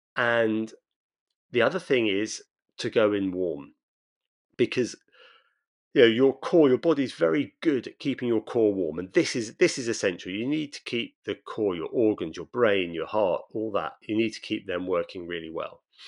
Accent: Brighton, South East England, United Kingdom; Brighton, my hometown

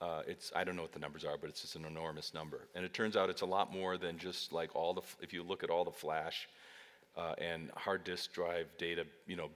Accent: Great Plains, United States; I grew up on the Great Plains

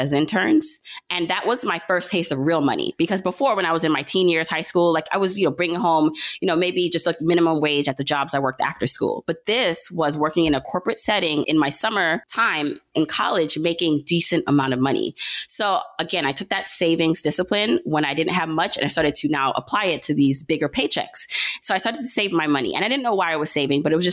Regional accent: Jamaica; now in Brooklyn, United States; so I was born in Jamaica. My family is Jamaican. So she had me in Jamaica, the island, not the borough

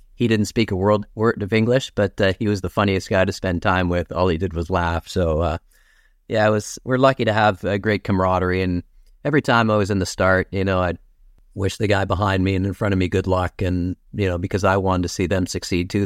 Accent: King City, Ontario, Canada; also born or lived in Toronto / Kettleby / Aurora; I was born in Toronto, but, uh, my parents moved to York region when they were younger. My parents had a business in Richmond Hill, and, um, so we lived, um, in King City originally

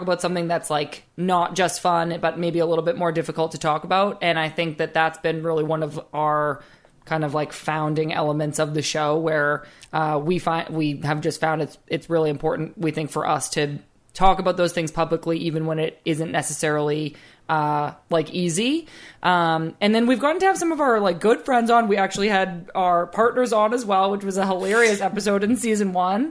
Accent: South Shore, Boston area, Massachusetts, United States; moved away; I'm from the South Shore. We have a thing called bar pizza

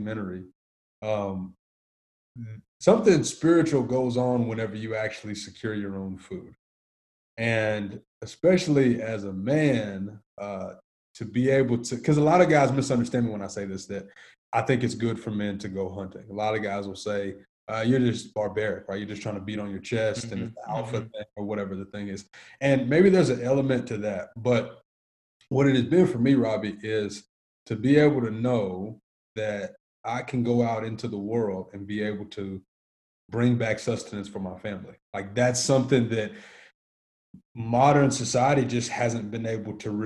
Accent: Nashville, Tennessee, United States; I grew up in Antioch, Tennessee, which is about 25 minutes south of the actual city

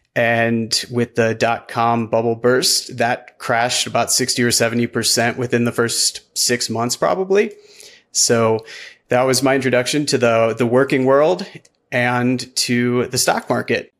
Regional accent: Midwest, United States; now in Golden, Colorado, United States; I grew up in the Midwest, middle class

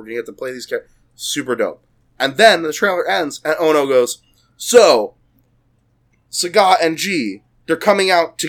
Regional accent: United States; We're American

